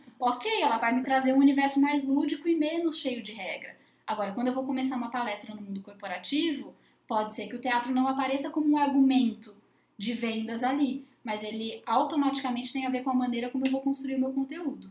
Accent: Brazil

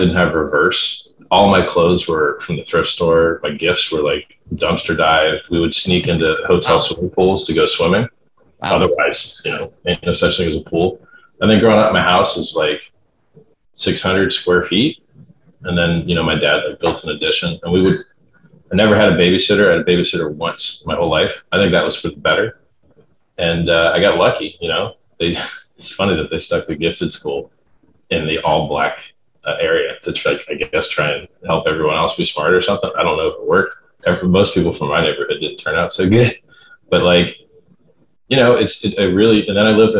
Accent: Fort Lauderdale, Florida, United States; I grew up in Fort Lauderdale, Florida. That's north of Miami

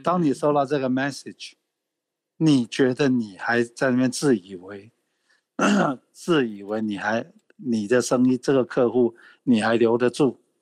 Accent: Taiwan; 那我身为台湾人

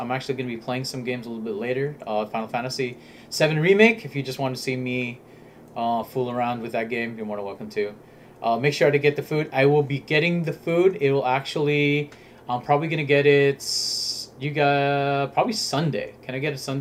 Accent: Southern California, United States; we are from California. SoCal

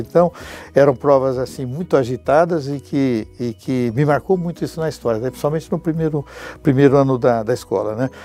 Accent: São Paulo, Brazil; eu sou paulistano da Gema

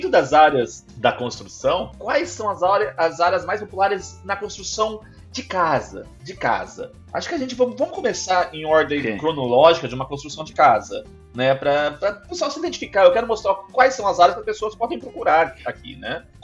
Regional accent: Brazil; also born or lived in Vaughan, Canada; now in Toronto, Canada; E que eu sou brasileiro.

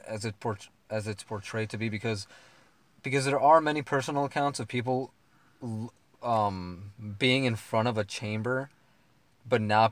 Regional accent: United States; as American people

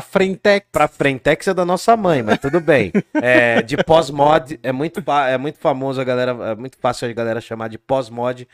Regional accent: Brazil; a gente é brasileiro

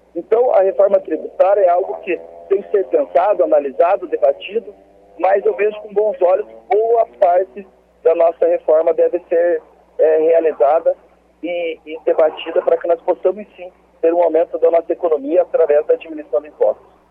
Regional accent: Ponta Grossa, Paraná, Brazil; eu sou natural de Ponta Grossa, tenho 34 anos

